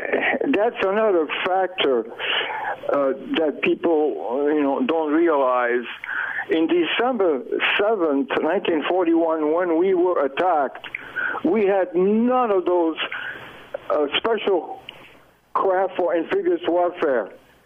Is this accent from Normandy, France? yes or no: no; Île-de-France, France; moved away; Well, I was born of French parents. I was born in San Francisco. Okay. In 1925, but for family reasons, my parents had to go back to France, so I went back to France when I was 4 years old. So we lived there. My father worked in the suburbs of Paris.